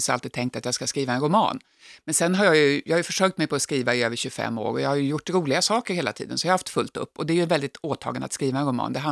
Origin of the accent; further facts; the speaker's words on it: Jakobsberg, Stockholm County, Sweden; also born or lived in Skåne / Norrbotten; Jag är uppvuxen delvis i Stockholm, så jag, men jag är född i Skåne och har bott uppe i Norrbotten.